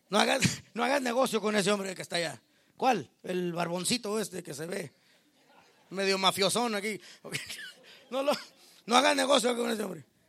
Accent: Mexico; Yo como mexicano

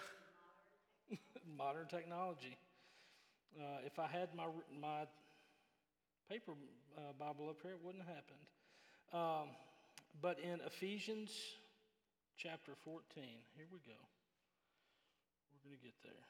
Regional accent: Memphis, Tennessee, United States; Growing up in Memphis, our church

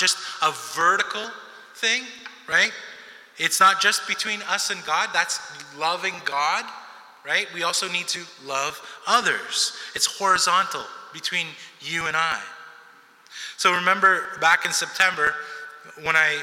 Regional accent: Montreal, Quebec, Canada; also born or lived in New York City, United States; I'm from New York City originally, and so we moved from New York City when I was 7, 8 years old, because I turned 8 in the same year that we moved, and we came to Montreal

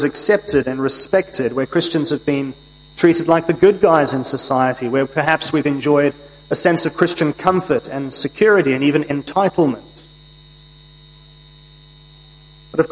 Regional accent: United Kingdom; moved away; As a British citizen and subject myself

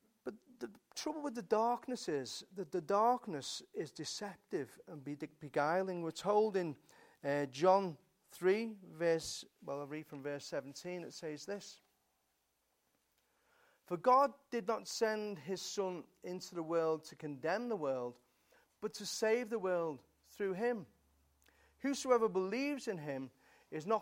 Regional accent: England, United Kingdom; We're English, you know, we're British.

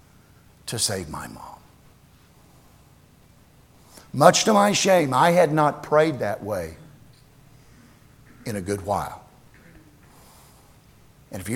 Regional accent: Tyrone, Oklahoma, United States; moved away; the little town that I grew up in Oklahoma, Tyrone.

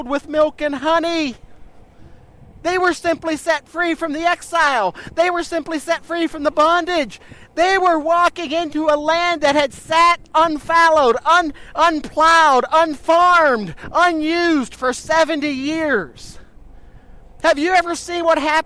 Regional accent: United States; moved away; I grew up on the Ohio River.

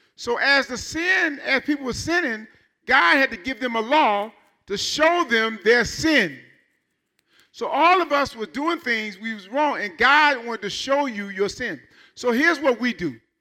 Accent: Michigan, United States; I'm from Michigan

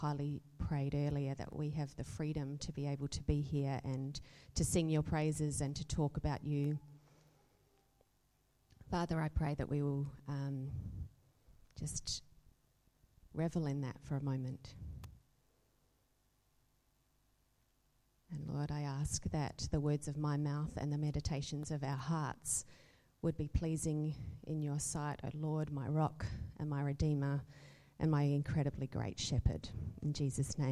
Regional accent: Adelaide, South Australia, Australia; moved away as an adult; also born or lived in Perth / Hong Kong; I'm an Adelaide girl from growing up. Actually, I was born in Perth, but I call myself an Adelaide girl because I moved here when I was five

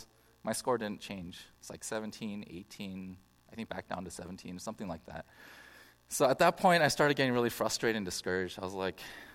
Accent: Bay Area, California, United States; I grew up in the Bay Area

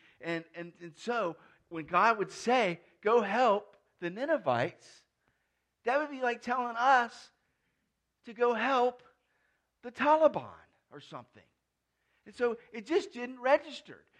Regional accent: United States; I'm an American

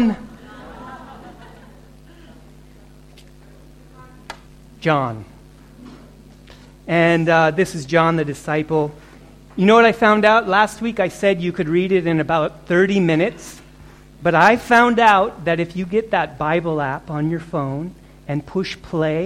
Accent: Fairbanks, Alaska, United States; moved away; also born or lived in Cleveland, Ohio; Some 9 months, she brought me up to a place called Alaska and to a town called Fairbanks

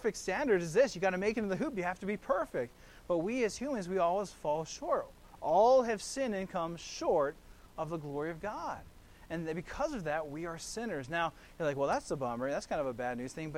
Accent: Kailua, Hawaii, United States; I grew up there in Kailua, there on the island of Oahu

